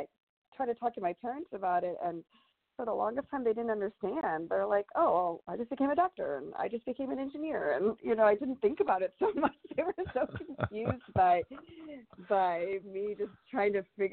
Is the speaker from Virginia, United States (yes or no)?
no; Michigan, United States; moved away as an adult; also born or lived in India / Chicago, Illinois; now in Atlanta, United States; growing up in Michigan